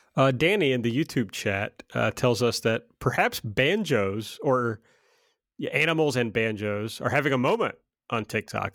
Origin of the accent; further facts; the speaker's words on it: the South, United States; I'm from the South